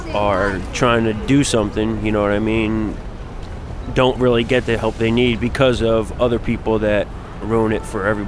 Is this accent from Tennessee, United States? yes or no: yes; Nashville, Tennessee, United States; I'm from Nashville, Tennessee.